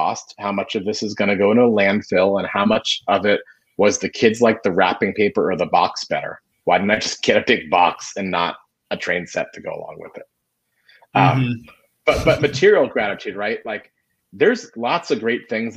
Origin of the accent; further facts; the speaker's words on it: Florida, United States; moved away; I grew up in Florida. I played barefoot soccer at 4 o'clock on my birthday